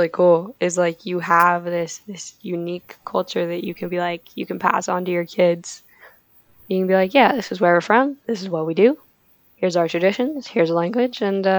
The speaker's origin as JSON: {"language": "English", "country": "United States", "said": "we're American."}